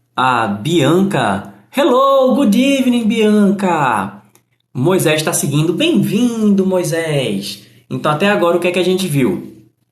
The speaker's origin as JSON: {"language": "Portuguese", "country": "Brazil", "said": "I am from Brazil."}